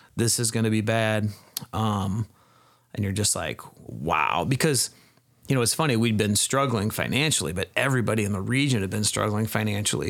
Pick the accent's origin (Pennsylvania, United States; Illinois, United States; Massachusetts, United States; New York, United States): Illinois, United States; Peoria Heights; moved away as an adult; now in Dixon, United States; I grew up in Peoria Heights, Illinois, which is, um, kind of central Illinois.